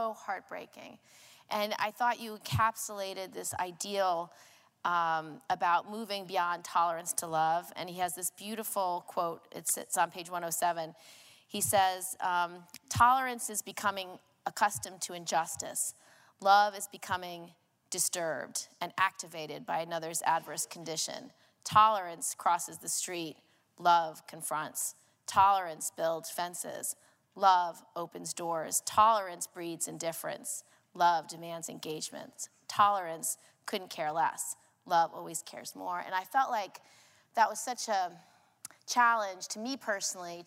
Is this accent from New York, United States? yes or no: yes; New York, United States; I am a New Yorker